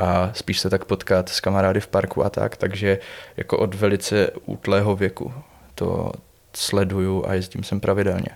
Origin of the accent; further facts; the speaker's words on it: Buchlovice, Zlín Region, Czechia; Já pocházím z Buchlovic teda, což je takový městys nedaleko Uherského hradiště